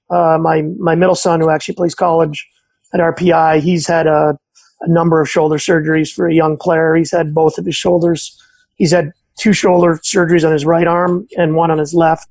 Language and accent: English; Montreal, Quebec, Canada; I grew up in Montreal